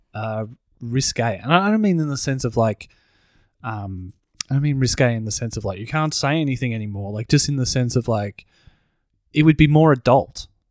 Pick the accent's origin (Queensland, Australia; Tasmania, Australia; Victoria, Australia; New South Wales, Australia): Victoria, Australia; Broadmeadows; we grew up, we grew up in Broadmeadows